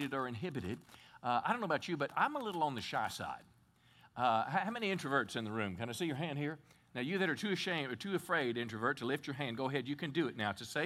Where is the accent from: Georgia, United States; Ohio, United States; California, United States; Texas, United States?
Texas, United States; as a Texan